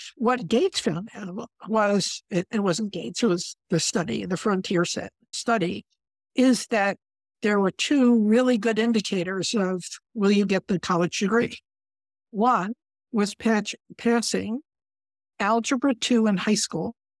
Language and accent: English; Connecticut, United States; I come from Connecticut